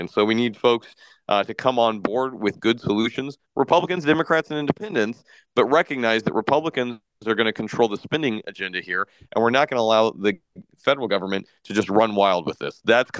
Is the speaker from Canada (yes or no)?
no; Iowa, United States; let Iowans and Americans make good choices with their money. We've seen this work in my home state.